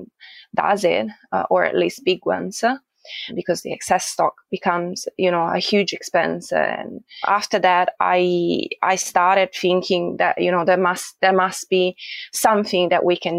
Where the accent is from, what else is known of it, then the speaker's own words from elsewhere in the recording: Italy; moved away as an adult; now in Australia; I am originally from Italy